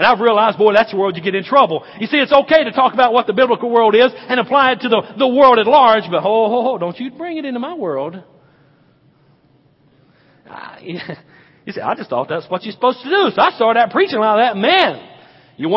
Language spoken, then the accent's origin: English; the South, United States; I grew up in the South